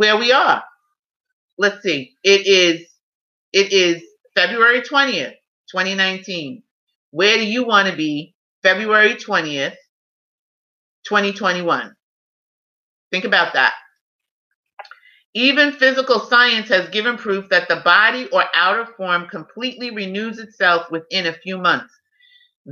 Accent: New York City, New York, United States; I'm a New Yorker

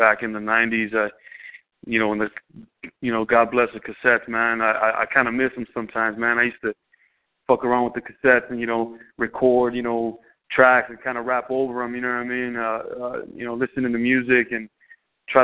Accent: Los Angeles, California, United States; I'm originally from the San Fernando Valley out here in L.A. County. I grew up in Silmar/Pacoima, moving back and forth growing up in the valley

